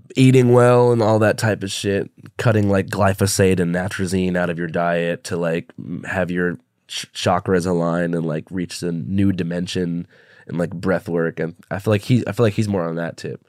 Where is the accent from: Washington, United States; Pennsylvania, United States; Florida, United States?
Washington, United States; Seattle; when I was, like, thirteen in Seattle